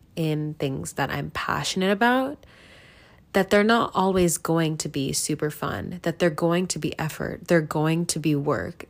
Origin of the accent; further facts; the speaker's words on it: United States; I grew up in America my entire life